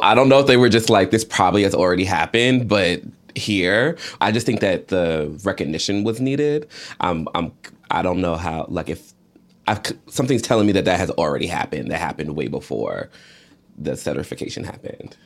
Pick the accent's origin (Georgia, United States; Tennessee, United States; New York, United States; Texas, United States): Georgia, United States; I grew up in Georgia